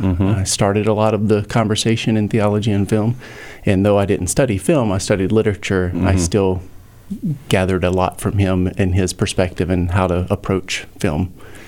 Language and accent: English; Alabama, United States; I grew up in Alabama